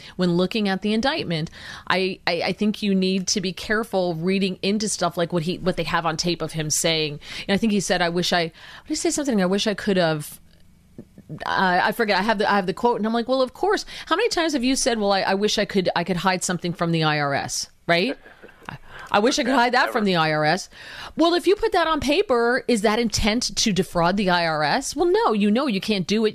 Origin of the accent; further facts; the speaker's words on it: New Jersey, United States; coming from New Jersey, being a Jersey girl, and being so close to New York